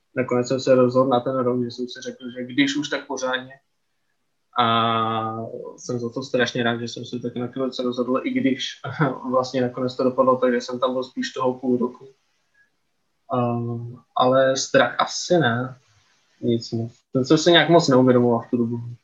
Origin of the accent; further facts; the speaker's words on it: Czechia; my jako Češi